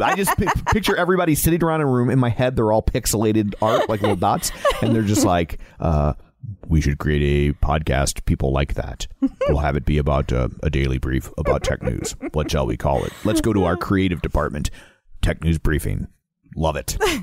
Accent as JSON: {"language": "English", "region": "Midwest", "country": "United States", "accent": "Midwest", "said": "my Midwest accent"}